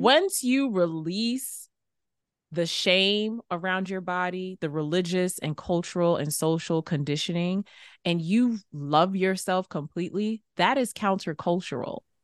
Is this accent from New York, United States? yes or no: yes; New York City, New York, United States; growing up in New York City